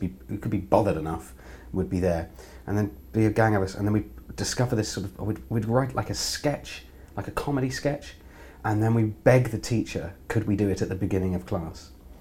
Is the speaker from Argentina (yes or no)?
no; London, United Kingdom; also born or lived in Birmingham; I grew up in North London, actually in Willesden.